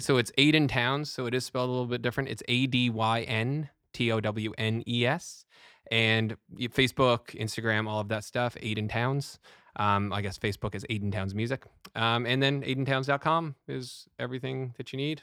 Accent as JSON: {"language": "English", "country": "Canada", "said": "Being Canadian"}